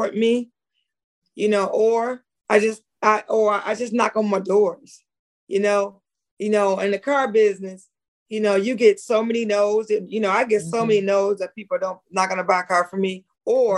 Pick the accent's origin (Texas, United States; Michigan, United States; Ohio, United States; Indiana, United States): Michigan, United States; Pontiac; We're from Pontiac